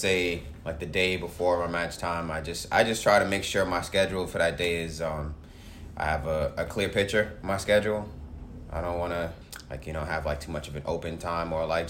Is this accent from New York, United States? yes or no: yes; New York City, New York, United States; I grew up playing in Southeast Queens